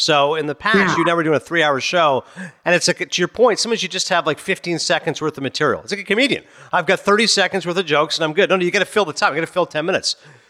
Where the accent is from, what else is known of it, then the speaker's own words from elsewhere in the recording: Canada; I'm okay being Canadian